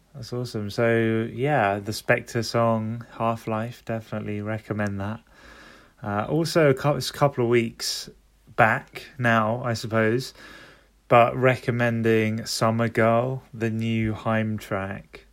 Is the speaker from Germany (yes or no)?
no; London, United Kingdom; I'm from London.